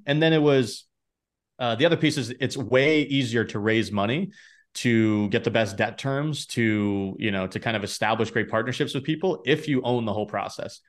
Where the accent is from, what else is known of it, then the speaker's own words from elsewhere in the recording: New Hampshire, United States; now in Boston, United States; I grew up in New Hampshire, you know, live in Boston now